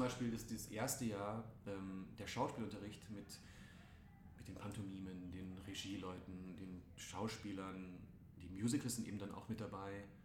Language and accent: German; Rosenheim, Bavaria, Germany; moved away; Also ich bin in Rosenheim aufgewachsen, mhm. da ganz unten in Bayern